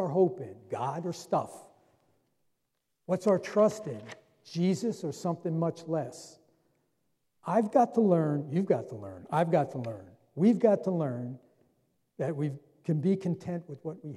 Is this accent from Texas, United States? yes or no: no; New Jersey, United States; I was born and raised right here in New Jersey